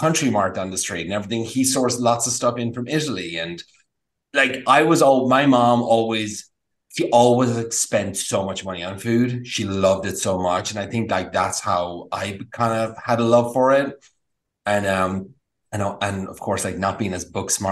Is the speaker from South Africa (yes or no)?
no; Ireland; moved away as an adult; also born or lived in Napa Valley, California; now in United States; Growing up in Ireland was like brilliant and cooking and all that kind of stuff.